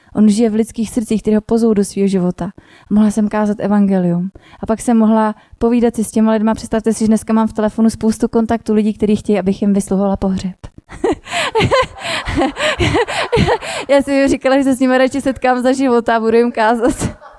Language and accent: Czech; Milovice, Central Bohemian Region, Czechia; also born or lived in Prague; do rodného města Domilovic